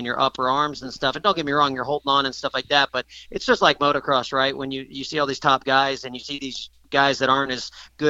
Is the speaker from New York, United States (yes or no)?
no; Florida, United States; I grew up in Florida, you know, on the ocean